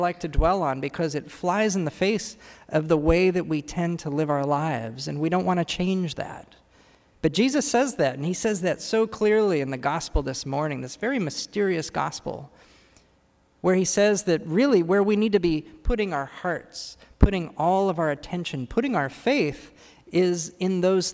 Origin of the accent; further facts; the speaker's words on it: California, United States; moved away as an adult; now in Washington, D.C., United States; as a Californian who's new here, just moved here